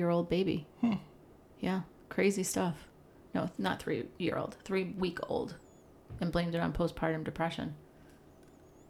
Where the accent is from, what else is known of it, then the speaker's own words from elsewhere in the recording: Long Island, New York, United States; I grew up on Long Island